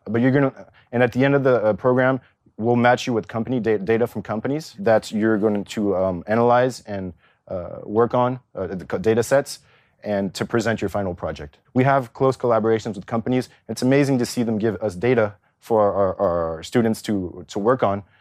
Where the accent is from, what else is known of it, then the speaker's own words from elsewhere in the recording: California, United States; also born or lived in Paris, France; now in Zurich, Switzerland; I grew up in California to French parents